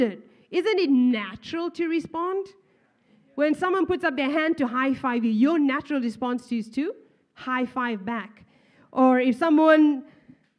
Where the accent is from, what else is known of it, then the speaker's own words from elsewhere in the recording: Zimbabwe; moved away; Even I am from Zimbabwe